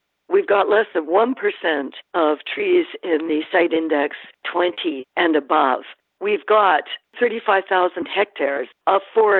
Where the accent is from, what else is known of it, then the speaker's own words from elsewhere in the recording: Victoria, British Columbia, Canada; moved away as an adult; also born or lived in Ontario; now in Nanaimo, Canada; I live in Nanaimo. I was born in Victoria, British Columbia. And after Expo 86, I moved away from BC, you know, after I graduated university and went to Ontario to get my start.